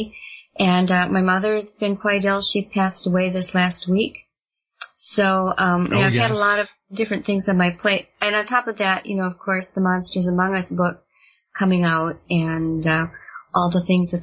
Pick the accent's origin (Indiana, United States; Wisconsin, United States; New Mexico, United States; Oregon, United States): Wisconsin, United States; Elkhorn; my hometown of Elkhorn, Wisconsin